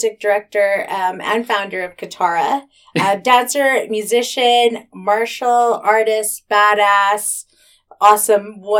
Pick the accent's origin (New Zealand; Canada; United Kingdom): Canada; Vancouver, British Columbia; We're two Asians born and raised in Vancouver